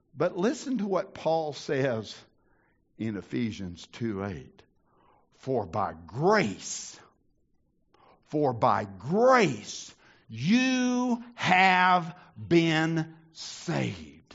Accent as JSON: {"language": "English", "region": "the South", "country": "United States", "tie": "born or raised there", "said": "I grew up in the South."}